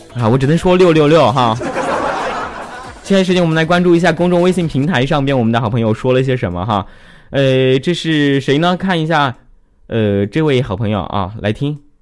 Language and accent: Chinese; Changsha, Hunan, China; 其实我是湖南长沙的